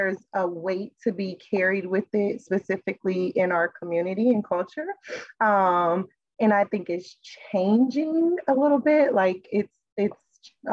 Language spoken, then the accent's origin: English; Kansas City, Missouri, United States; moved away; also born or lived in Philadelphia; growing up in Kansas City, Missouri